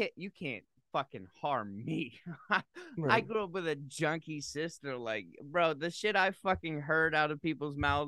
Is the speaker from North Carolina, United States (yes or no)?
no; Massachusetts, United States; I grew up in Massachusetts